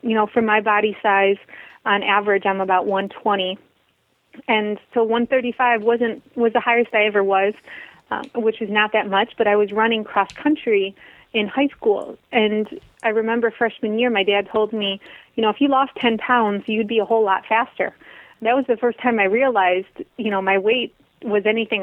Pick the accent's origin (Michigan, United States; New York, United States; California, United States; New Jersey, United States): Michigan, United States; I grew up in Michigan, the Midwest